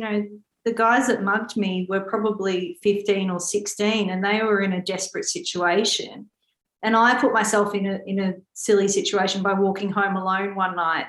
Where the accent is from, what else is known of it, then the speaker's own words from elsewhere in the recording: Australia; I was born in Australia